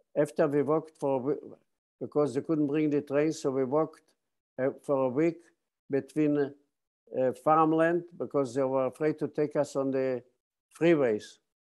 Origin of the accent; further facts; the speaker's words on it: Bialystok, Podlaskie Voivodeship, Poland; now in San Diego, United States; I was born on June 27, 1928, in, in eastern part of Poland, the city of Bialystok.